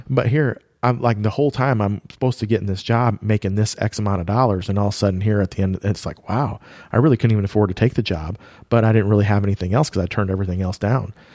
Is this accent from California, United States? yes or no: no; Iowa, United States; we grew up in Iowa